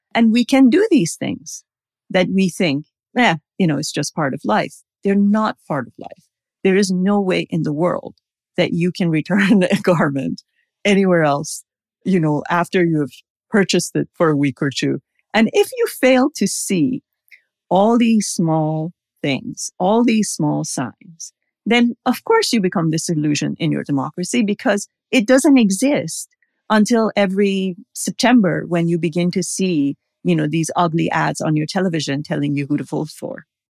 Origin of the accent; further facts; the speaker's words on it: Iran; now in United States; I've been here for more years than I was in Iran